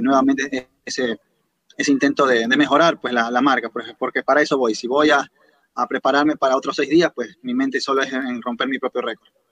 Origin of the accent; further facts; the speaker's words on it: Guayaquil, Guayas, Ecuador; de Ecuador, especialmente de la ciudad de Guayaquil